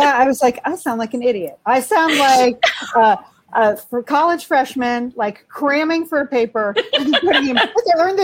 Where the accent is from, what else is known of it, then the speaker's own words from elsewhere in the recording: Pasadena, California, United States; Pasadena, which is my hometown